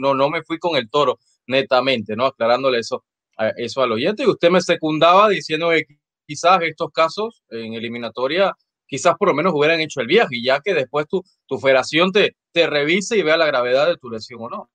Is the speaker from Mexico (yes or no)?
no; Panama; yo como panameño